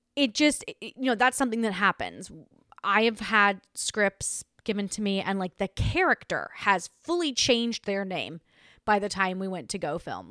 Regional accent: Australia; accent: Australian; now in United States; I grew up in Australia

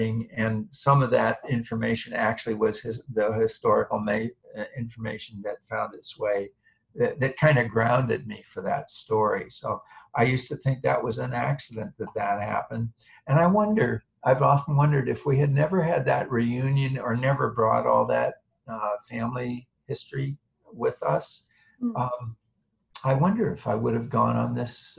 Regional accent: State College, Pennsylvania, United States; now in Boston, United States; I grew up in State College, Pennsylvania, Central Pennsylvania, the same town where Penn State University is located.

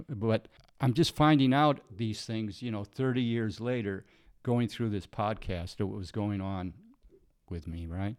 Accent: Illinois, United States; moved away as an adult; I left my hometown in Illinois

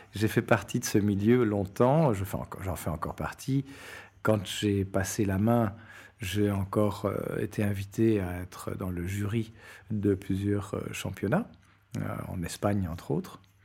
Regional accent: Belgium; moved away as an adult; also born or lived in Latin America / Portugal; je suis un Belge d'une cinquantaine d'années

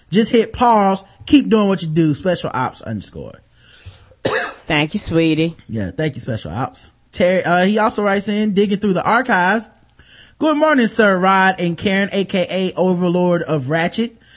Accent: Jamaica; I'm Jamaican. So, you know, I have like four or five jobs, man.

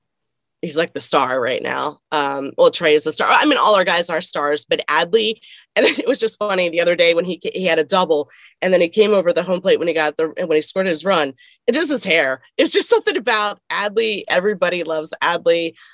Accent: Connecticut, United States; Growing up, I grew up in Connecticut for a little bit.

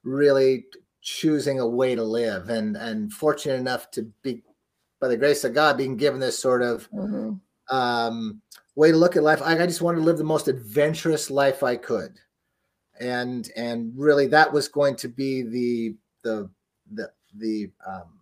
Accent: Pacific Northwest, United States; also born or lived in Yosemite National Park, California / Teton National Park, Wyoming / Olympic National Park, Washington / Alaska; pretty much raised in the Pacific Northwest, up in the mountains there

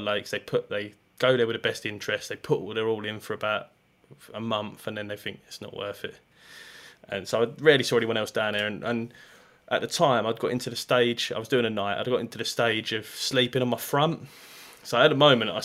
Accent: Ardleigh, East of England, United Kingdom; I grew up in Ardley, so I walked around it an awful lot.

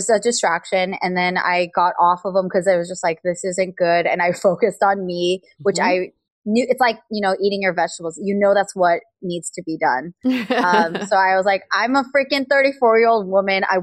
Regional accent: United States; being Korean American

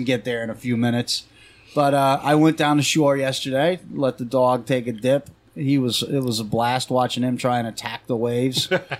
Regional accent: California, United States; now in New Jersey, United States; I grew up in California.

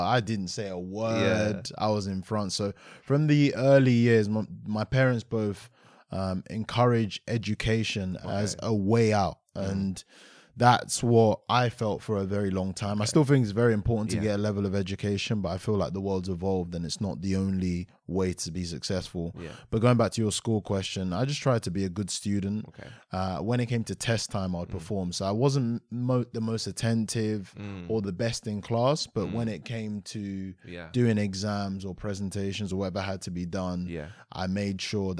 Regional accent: London, United Kingdom; So I grew up in Aylesbury Estate, stayed there for a number of years, and then moved over to like more of Greater London, or should I say Kent.

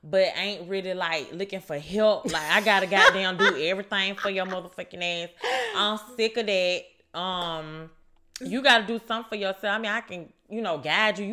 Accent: Atlanta, Georgia, United States; also born or lived in Alabama; I'm from here, straight from here

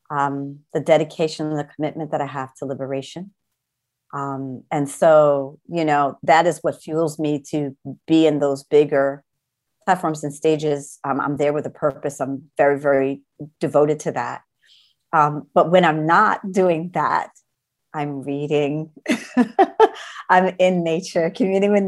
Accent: New Rochelle, New York, United States; also born or lived in Brooklyn, New York / Manhattan, New York; I grew up in right outside of New York City, New Shell, New York

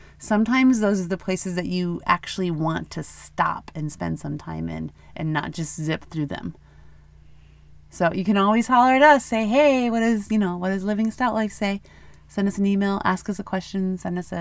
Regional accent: Dell Rapids, South Dakota, United States; moved away; also born or lived in Sioux Falls, South Dakota; we're here in Sioux Falls, South Dakota. I guess I consider this kind of my hometown because I was born in Del Rapids.

